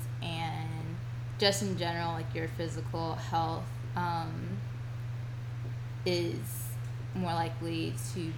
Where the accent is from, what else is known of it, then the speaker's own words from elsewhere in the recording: Virginia, United States; I'm from Virginia